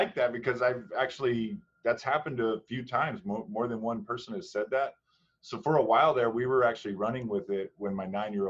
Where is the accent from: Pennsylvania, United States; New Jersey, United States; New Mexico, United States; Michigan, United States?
New Mexico, United States; I was born actually in New Mexico, in Arteaga.